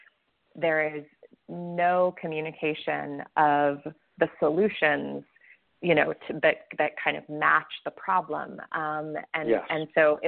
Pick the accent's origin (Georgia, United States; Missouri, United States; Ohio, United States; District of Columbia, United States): Georgia, United States; Atlanta; I'm from Atlanta